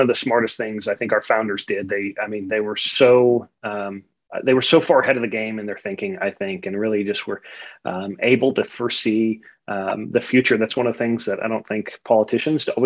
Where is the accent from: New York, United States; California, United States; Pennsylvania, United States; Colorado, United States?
Colorado, United States; Denver; now in Enid, United States; I grew up just outside of Denver. So Enid is kind of my adopted hometown